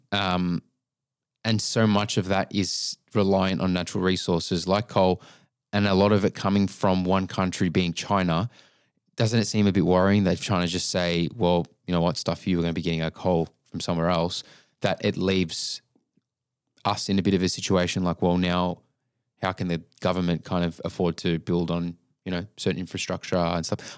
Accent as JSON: {"language": "English", "town": "Melbourne", "region": "Victoria", "country": "Australia"}